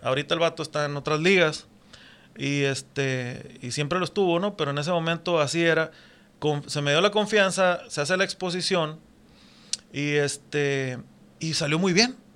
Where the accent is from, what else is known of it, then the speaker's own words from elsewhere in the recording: Puerto Peñasco, Sonora, Mexico; moved away as an adult; also born or lived in Mexicali, Baja California; yo soy de Puerto Peñasco, mis abuelos este llegaron de otras ciudades